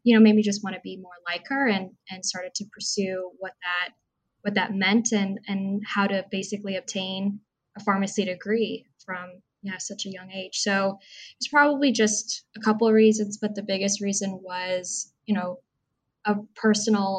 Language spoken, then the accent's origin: English; Orange County, Southern California, United States; moved away as an adult; also born or lived in Boston; originally, I was born and raised in Southern California, the Orange County region.